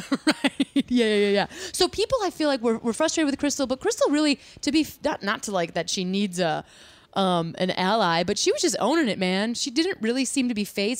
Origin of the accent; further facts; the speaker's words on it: Chicago, Illinois, United States; we're from Chicago